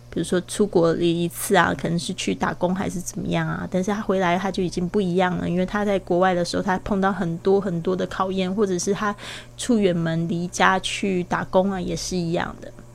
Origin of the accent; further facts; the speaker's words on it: Kaohsiung, Taiwan; moved away; 回到了这个我的老家高雄这边